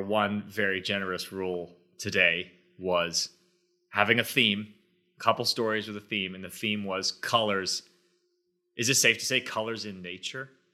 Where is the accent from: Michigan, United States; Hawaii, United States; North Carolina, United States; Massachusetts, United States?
Massachusetts, United States; Boston; when I was a kid, growing up around Boston